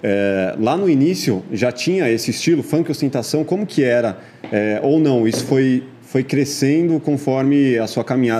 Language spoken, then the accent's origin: Portuguese; São Paulo, Brazil; eu cresci na, na Vila Matilde, Zona Leste